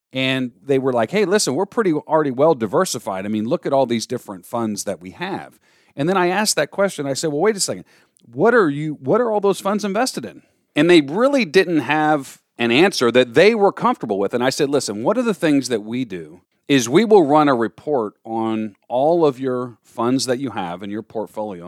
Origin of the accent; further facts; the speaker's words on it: Florida, United States; moved away as an adult; now in New York, United States; growing up in Florida